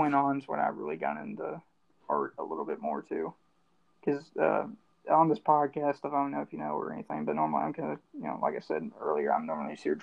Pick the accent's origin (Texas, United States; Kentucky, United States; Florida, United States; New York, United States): Kentucky, United States; moved away; I'm from Kentucky, so it's all bluegrass stuff there